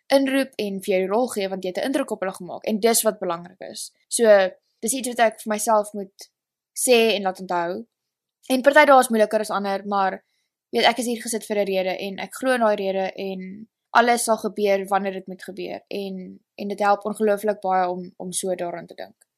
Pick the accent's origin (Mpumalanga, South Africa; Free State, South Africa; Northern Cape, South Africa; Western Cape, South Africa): Western Cape, South Africa; Stellenbosch; accent: South African; moved away as an adult; now in Los Angeles, United States; ek het groot geword in Stellenbosch